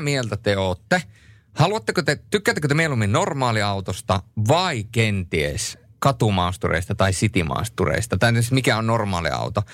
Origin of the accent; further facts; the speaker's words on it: Turku, Southwest Finland, Finland; kahdeskymmenesensimmäinen viidettä tuhatyhdeksänsataakahdeksankymmentäyhdeksän olen syntynyt Turussa